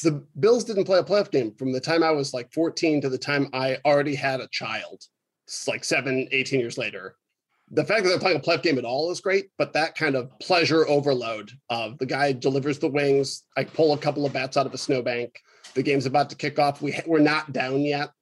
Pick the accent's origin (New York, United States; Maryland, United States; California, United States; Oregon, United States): New York, United States; Rochester; now in Milwaukee, United States; I was raised in Rochester